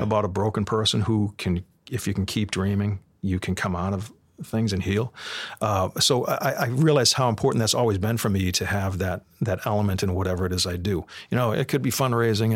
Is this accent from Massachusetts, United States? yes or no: yes; Boston, Massachusetts, United States; growing up in Boston and, and, and, and tough times in a, in, you know, in a neighborhood where people scrambled for their money